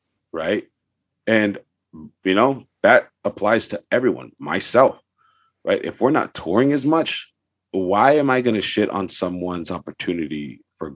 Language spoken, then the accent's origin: English; Los Angeles, California, United States; I'm from San Pedro too